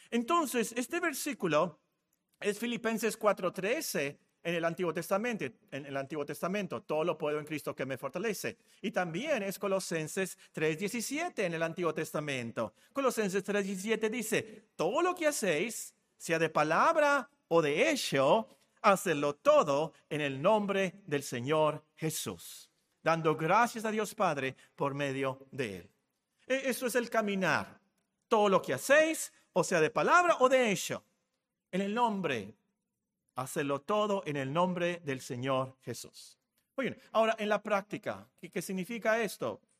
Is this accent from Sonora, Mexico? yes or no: yes; Hermosillo, Sonora, Mexico; also born or lived in Guerrero, Mexico / Culiacán, Mexico / Phoenix, United States; yo soy de Hermosillo, yo llegué aquí en 1968. Eh, ¿Pero por qué hablas así? Bueno, resulta que yo nací en Guerrero de casualidad porque mi papá trabajaba ahí y luego viví en Sinaloa, eh, en Culiacán, y luego viví aquí en Hermosillo, y luego viví en Phoenix